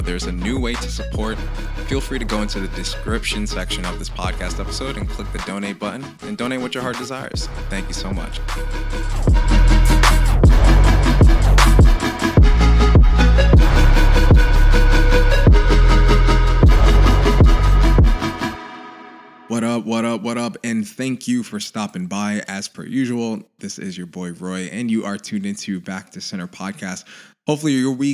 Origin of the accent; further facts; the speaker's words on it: Haiti; my home country, Haiti